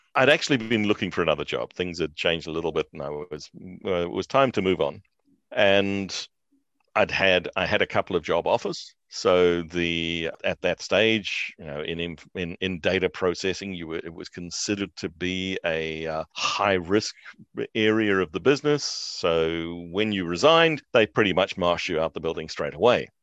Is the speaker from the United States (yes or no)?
no; New Zealand; moved away; also born or lived in South Africa; I'm a New Zealander by birth, but we were living in South Africa at that stage